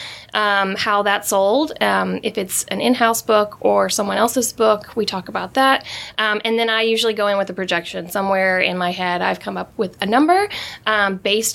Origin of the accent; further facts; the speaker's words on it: Kentucky, United States; moved away as an adult; now in New York City, United States; I'm originally from Kentucky, a very, very small town.